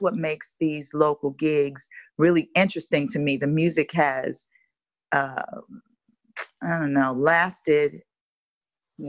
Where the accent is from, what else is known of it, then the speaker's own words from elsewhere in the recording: Chicago, Illinois, United States; now in Los Angeles, United States; I'm from Chicago, Chicago, Illinois, born and raised, west side of Chicago to be specific